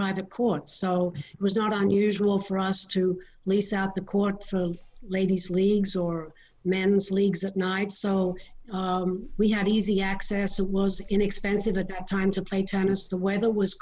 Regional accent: Sydney, New South Wales, Australia; moved away; also born or lived in Detroit, Michigan; I'm from Sydney, Australia, and we lived with my grandparents for a while

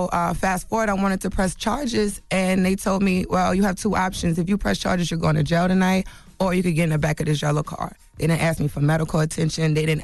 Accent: New Orleans, Louisiana, United States; moved away; I'm from, you know, I'm from New Orleans, been here 10 years. I don't have family here, you know.

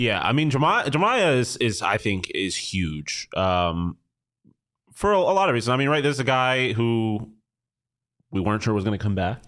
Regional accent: Buffalo, New York, United States; me being from Buffalo

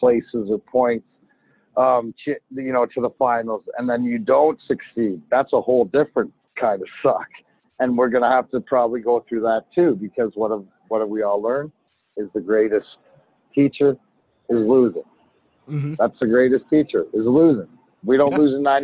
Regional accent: Canada; also born or lived in Detroit, United States; now in United States; I'm Canadian

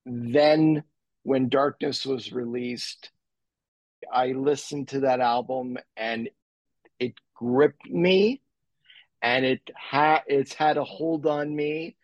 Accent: Montreal, Quebec, Canada; I'm an attorney, born and raised in Montreal. I went to law school in LA.

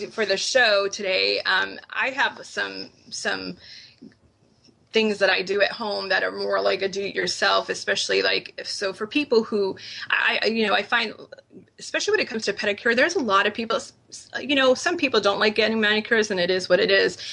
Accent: New England, United States; I grew up in New England and we grew up at Dunkin' Donuts

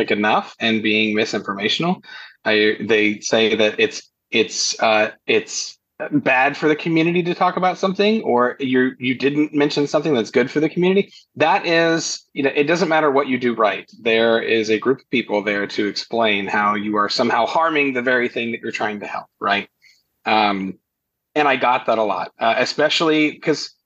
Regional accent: Kentucky, United States; I'm in Kentucky.

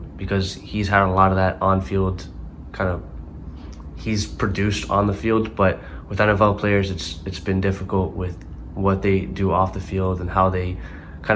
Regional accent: Miami, Florida, United States; I grew up in Miami

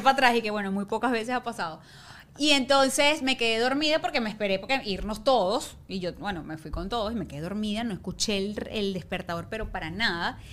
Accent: Ciudad Guayana, Bolívar, Venezuela; moved away as an adult; also born or lived in Caracas; vivía en Guayana

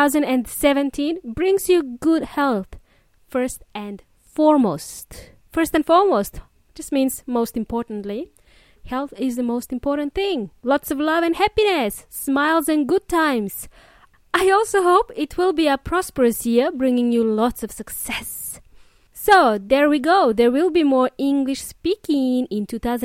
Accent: Melbourne, Victoria, Australia; My hometown, Melbourne

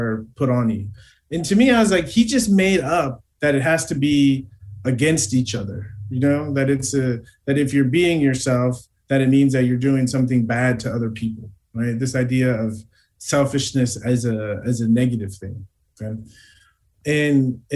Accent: United States; I grew up in America as an African-American male

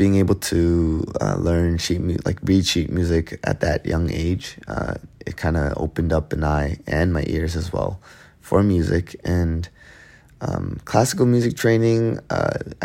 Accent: Canada; Growing up in Canada, was influenced by a lot of the Western culture, Western music, and what we thought as a young kid in Canada

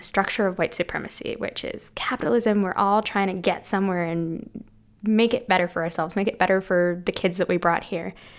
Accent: Vancouver, British Columbia, Canada; I'm an immigrant. I came here in 2003 and I lived in Vancouver ever since.

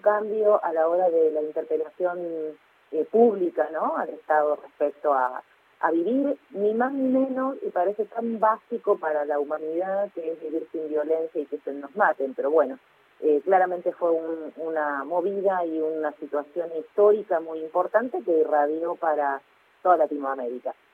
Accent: Rosario, Santa Fe, Argentina; yo soy de Rosario

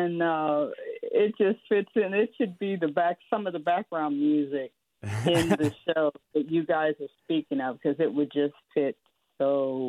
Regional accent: Pittsburgh, Pennsylvania, United States; now in Oakland, United States; out of my hometown of Pittsburgh, Pennsylvania.

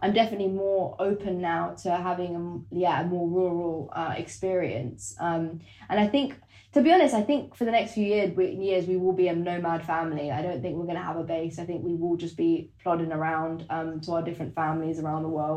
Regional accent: London, United Kingdom; For me, I'm a Londoner. I grew up in London.

